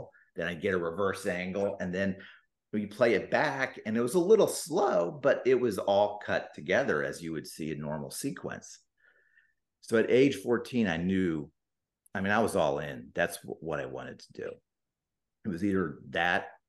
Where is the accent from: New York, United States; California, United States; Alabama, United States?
California, United States; San Diego; moved away as an adult; also born or lived in Bay Area; now in Philadelphia, United States; I was born and I was raised in San Diego